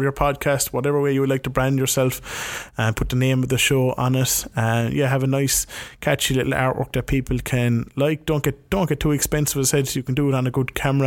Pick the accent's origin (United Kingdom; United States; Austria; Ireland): Ireland; moved away; my hometown, back in Ireland